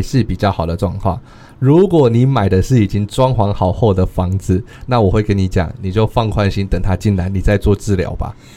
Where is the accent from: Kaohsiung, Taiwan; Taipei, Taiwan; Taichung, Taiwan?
Taichung, Taiwan; suburbs of; moved away as an adult; now in Chiayi, Taiwan; 我来自于台中的郊区，我并不在市区长大